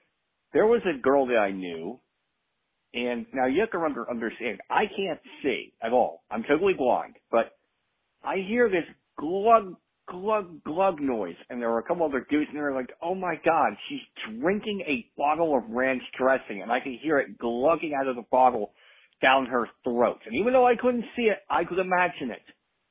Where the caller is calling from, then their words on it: Baltimore, Maryland, United States; I am from Baltimore.